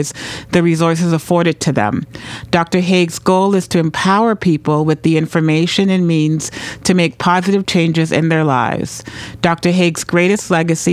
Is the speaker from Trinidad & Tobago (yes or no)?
yes; Trinidad & Tobago; now in New Hampshire, United States; I'm the daughter of Grenadian and Venezuelan parents, and I was born in Trinidad